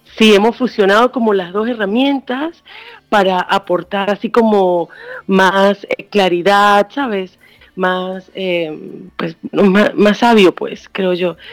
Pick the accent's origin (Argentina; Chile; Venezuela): Venezuela; moved away as an adult; also born or lived in Spain / Barcelona / New York; now in Washington, United States; yo soy de Venezuela. Ajá. Nací en Venezuela, pero me fui hace 20 años.